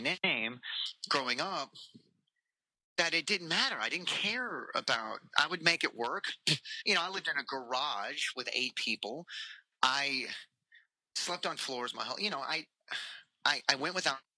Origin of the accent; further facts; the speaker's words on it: Sherman, Texas, United States; also born or lived in Dallas, Texas; now in Austin, United States; I live in Austin, Texas. I grew up in Sherman, which is 4.5 hours away